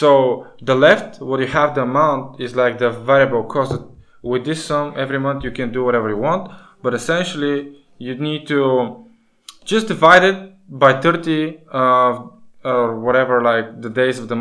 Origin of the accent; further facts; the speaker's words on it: Bulgaria; we come from Bulgaria, which is still in the European Union, but we use a different currency